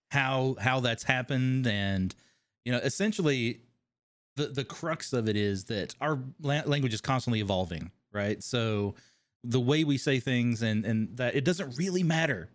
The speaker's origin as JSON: {"language": "English", "region": "Kentucky", "country": "United States", "also_born_or_lived": "California", "accent": "twang", "moved": "as an adult", "said": "Kentucky, originally"}